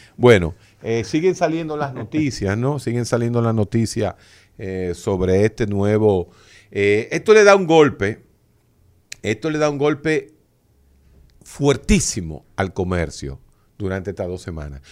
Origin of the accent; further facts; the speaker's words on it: Santo Domingo Oeste, Distrito Nacional, Dominican Republic; yo que soy de Santo Domingo Oeste